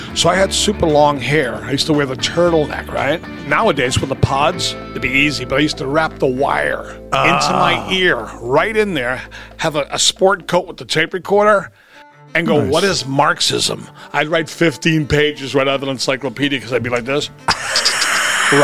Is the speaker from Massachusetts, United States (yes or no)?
yes; Somerville, Massachusetts, United States; We were from Somerville, and anybody out there knows this is Boston.